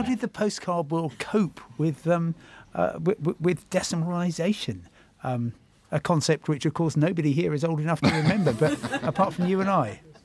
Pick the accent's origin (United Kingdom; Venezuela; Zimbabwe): United Kingdom; Crawley, South East England; growing up in Crawley, as you say, and uh, about a mile and a half from the runway at Gatwick Airport